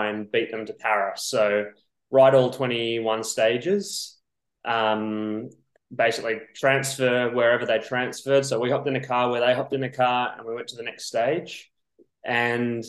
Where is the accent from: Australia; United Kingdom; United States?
Australia; Perth, Western Australia; moved away as an adult; now in Girona, Spain; So I grew up in Perth, Western Australia, and I've been over here for about 4